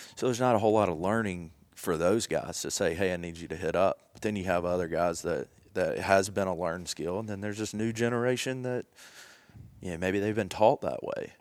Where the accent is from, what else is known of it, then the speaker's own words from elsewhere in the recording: Jackson, Tennessee, United States; grew up in Jackson, Tennessee